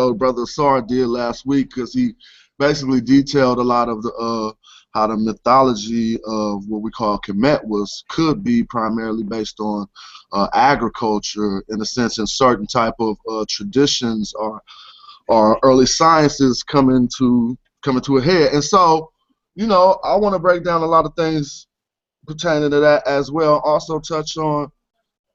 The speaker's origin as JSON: {"language": "English", "town": "Oakland", "region": "California", "country": "United States", "said": "I was from Oakland, California"}